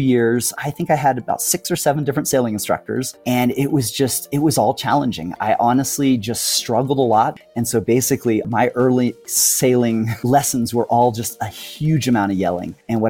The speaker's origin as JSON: {"language": "English", "country": "Spain", "tie": "born or raised there", "also_born_or_lived": "Morocco", "said": "I grew up in Spain and Morocco, and a big part of our family culture was just traveling, just a love of traveling and exploring."}